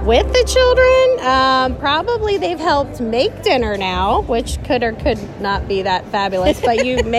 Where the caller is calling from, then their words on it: Pickerington, Ohio, United States; from Pickerington, Ohio.